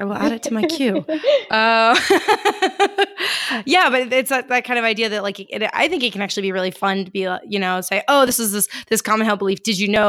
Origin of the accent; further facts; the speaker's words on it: Texas, United States; I'm originally from Texas. I've got some Southern roots, although it's not truly like Old South